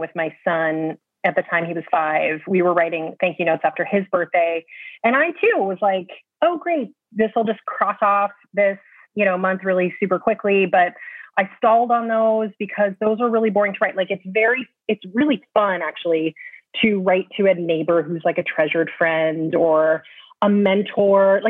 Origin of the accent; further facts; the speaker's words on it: California, United States; also born or lived in Michigan; now in New York, United States; I was born in California